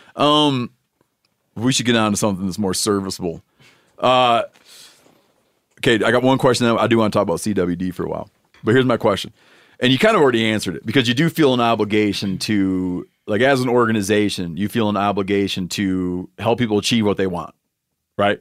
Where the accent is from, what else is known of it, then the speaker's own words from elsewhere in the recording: Michigan, United States; it's my home state